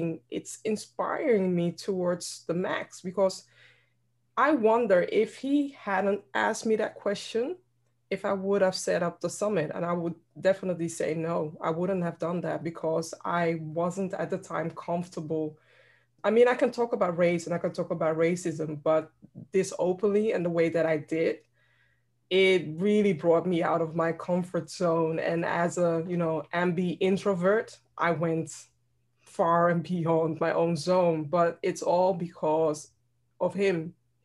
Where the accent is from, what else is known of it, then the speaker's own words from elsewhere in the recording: Netherlands; my background is Ghanaian and I'm born and raised here in the Netherlands.